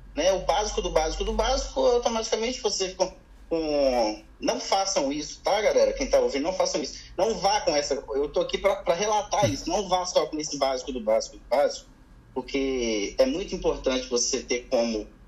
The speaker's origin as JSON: {"language": "Portuguese", "town": "Belo Horizonte", "region": "Minas Gerais", "country": "Brazil", "moved": "yes", "said": "Eu sou de BH, sou de Belo Horizonte"}